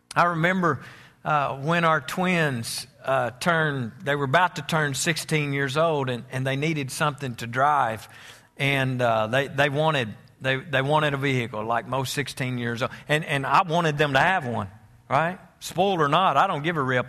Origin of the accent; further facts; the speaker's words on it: United States; I'm American